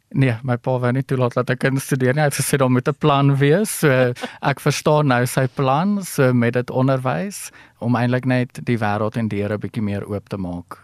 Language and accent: Afrikaans; Ellisras, Limpopo, South Africa; moved away; ek kom van Allesras af. Hy is nou 'n groter dorpie as toe ek daar was. So ons het nog fietsry die dorp volgery